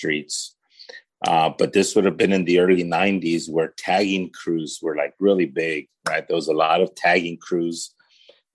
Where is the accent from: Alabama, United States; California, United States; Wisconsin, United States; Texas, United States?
California, United States; Paramount; also born or lived in Los Angeles; I actually was born here in the LA area. I was born in Martin Luther King Jr. Hospital, which is one of the county run hospitals here in the city of Los Angeles. And I was raised in the city of Paramount